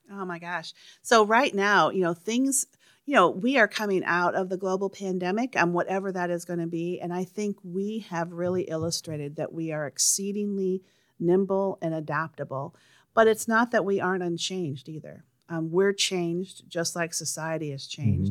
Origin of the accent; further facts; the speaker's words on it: Charles City, Iowa, United States; now in St. Louis, United States; I grew up in Charles City, Iowa